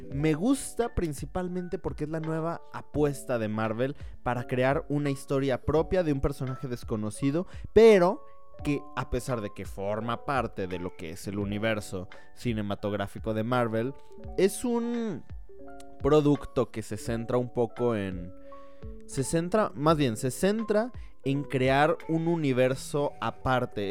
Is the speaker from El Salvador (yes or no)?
no; Mexico; also born or lived in Guatemala; yo tengo doble nacionalidad. Soy mexicano por parte de mi madre y guatemalteco por parte de mi padre